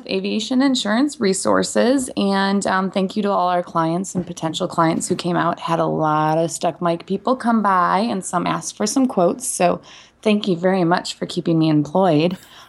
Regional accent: Midwest, United States; accent: Midwestern; now in Frederick, United States; I might have picked up a little bit of my Midwestern accent again because I was in Wisconsin for the past week.

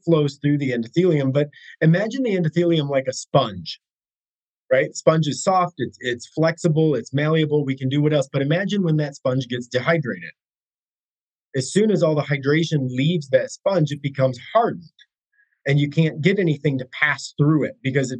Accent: United States; I'm American, born and blue, love my country

